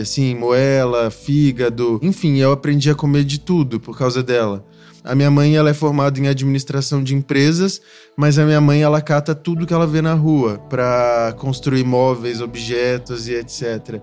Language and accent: Portuguese; Belo Horizonte, Minas Gerais, Brazil; eu sou de Minas Gerais, eu nasci em Belo Horizonte